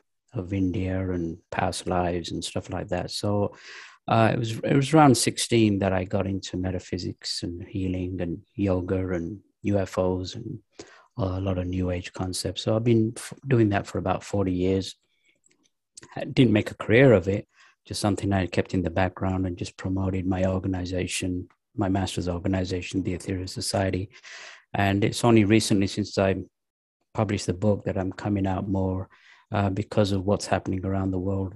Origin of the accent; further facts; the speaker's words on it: England, United Kingdom; also born or lived in Pakistan; now in United States; I was born in Pakistan, raised in England, now living in the United States.